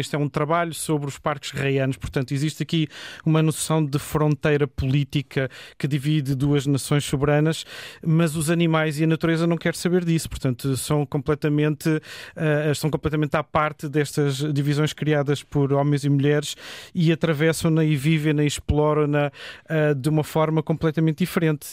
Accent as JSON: {"language": "Portuguese", "country": "Portugal"}